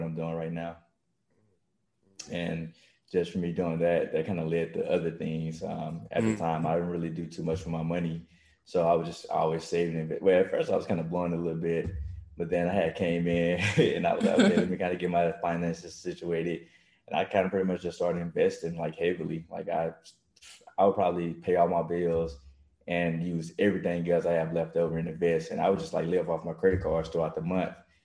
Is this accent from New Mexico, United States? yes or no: no; Mississippi, United States; moved away as an adult; now in Texas, United States; I'm from Mississippi. So I came, actually moved out to Texas for a track